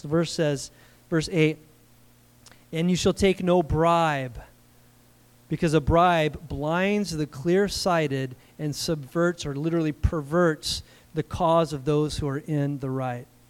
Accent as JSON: {"language": "English", "country": "United States", "said": "I'm an American"}